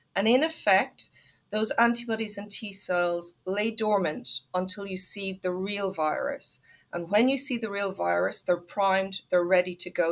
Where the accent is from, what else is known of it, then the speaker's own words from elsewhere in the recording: Ireland; I'm Irish